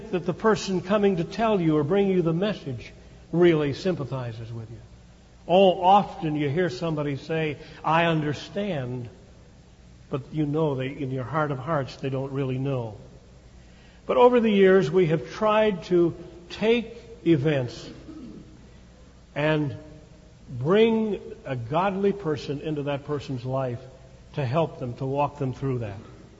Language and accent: English; Chicago, Illinois, United States; as a little guy growing up in Chicago in a Jewish neighborhood